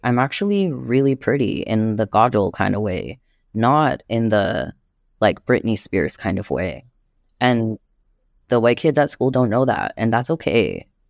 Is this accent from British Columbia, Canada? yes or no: no; Montreal, Quebec, Canada; now in Toronto, Canada; I was born and raised in Jojage in Montreal, and what's known as Montreal